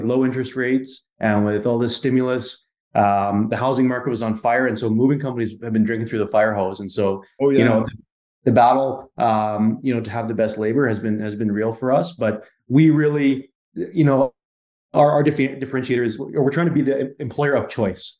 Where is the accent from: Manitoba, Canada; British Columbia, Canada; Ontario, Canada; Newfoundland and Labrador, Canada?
Manitoba, Canada; Winnipeg; moved away; I'm from Winnipeg originally